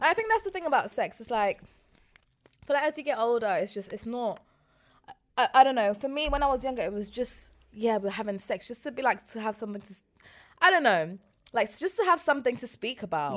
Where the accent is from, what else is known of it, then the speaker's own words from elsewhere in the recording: London, United Kingdom; I grew up in West London